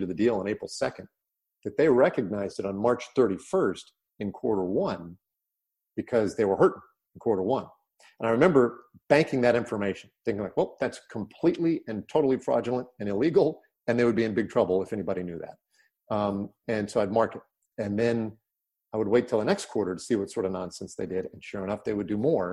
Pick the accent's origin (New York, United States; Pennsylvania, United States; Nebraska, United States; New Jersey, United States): Nebraska, United States; moved away; also born or lived in California; growing up in Nebraska